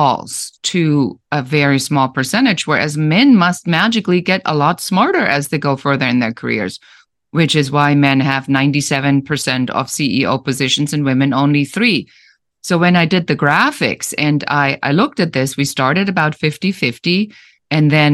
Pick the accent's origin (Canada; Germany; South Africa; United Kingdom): Germany; English is a second language; moved away as an adult; now in United States; I'm originally from Germany, so I immigrated to the United States